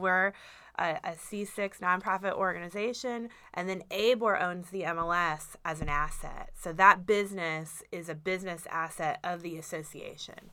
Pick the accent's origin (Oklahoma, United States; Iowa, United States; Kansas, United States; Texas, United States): Texas, United States; Dallas; moved away as an adult; now in Austin, United States; I'm from Dallas originally